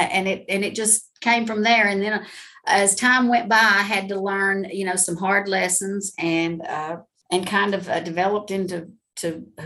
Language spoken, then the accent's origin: English; Georgia, United States; Well, I'm actually from Georgia, been here my whole life.